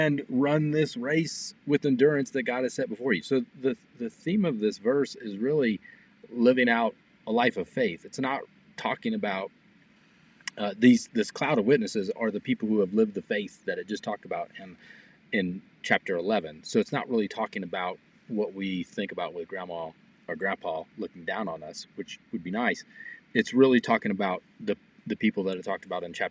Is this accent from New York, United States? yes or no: no; Missouri, United States; now in Los Alamos, United States; growing up, I'm from Missouri